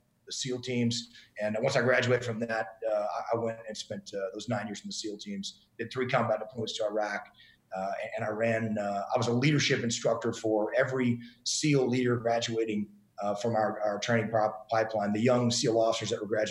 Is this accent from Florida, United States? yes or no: no; East Texas, United States; moved away as an adult; I grew up in East Texas